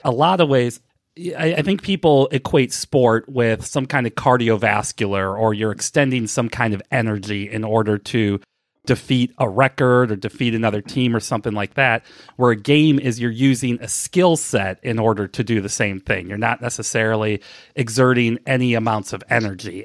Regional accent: St. Louis, Missouri, United States; moved away as an adult; also born or lived in Milwaukee; now in Cincinnati, United States; I grew up in Saint Louis. I moved away in two, at the end of two thousand four

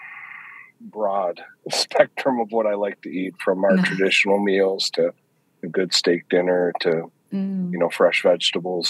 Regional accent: Minnesota, United States; I am from Minnesota in the United States

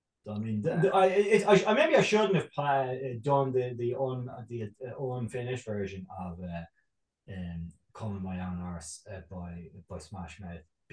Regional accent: Ireland; as an Irish man

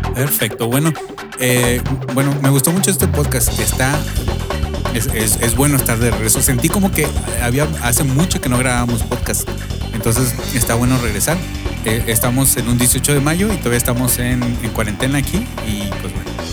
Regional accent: Mexico; now in United States; nosotros que somos inmigrantes este, mexicanos viviendo aquí en Estados Unidos

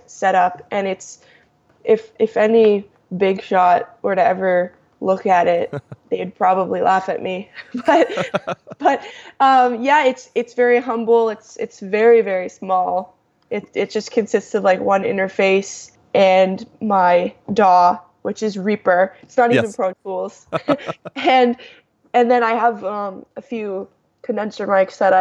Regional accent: Toronto, Ontario, Canada; I'm from Toronto.

